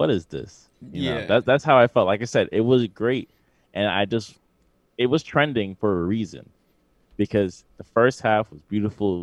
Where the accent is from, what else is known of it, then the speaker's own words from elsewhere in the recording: New York City, New York, United States; I'm from Queens